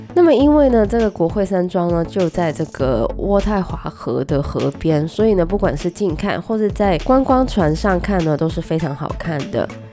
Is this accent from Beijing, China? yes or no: no; Guangdong, China; 虽然我是广东人，但是呢我一直不是很喜欢吃广式的月饼